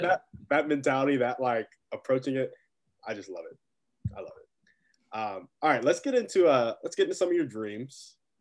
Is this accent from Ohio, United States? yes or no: no; Round Rock, Texas, United States; moved away as an adult; now in North Carolina, United States; I also grew up in Austin. Right now I'm in North Carolina